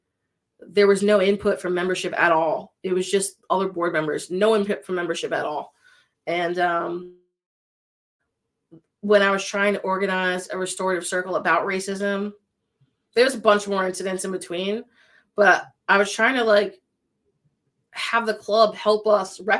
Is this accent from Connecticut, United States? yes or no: yes; Connecticut, United States; moved away; I'm from Connecticut and I went through Sandy Hook